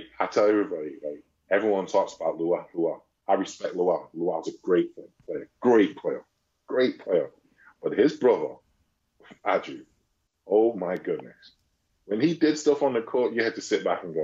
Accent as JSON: {"language": "English", "town": "Manchester", "region": "North West England", "country": "United Kingdom", "also_born_or_lived": "Oldham", "moved": "as an adult", "said": "I'm from Manchester"}